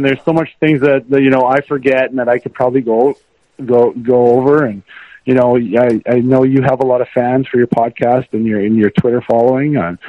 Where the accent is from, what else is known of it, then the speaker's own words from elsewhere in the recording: St. Louis, Missouri, United States; growing up in St. Louis and wanting to play in the NHL, and I got to, so there's no regrets at all.